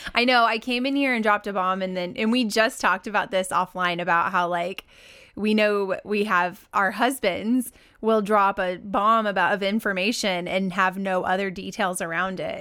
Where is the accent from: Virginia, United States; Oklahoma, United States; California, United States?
Oklahoma, United States; Oklahoma City; moved away; my hometown, Oklahoma City, Oklahoma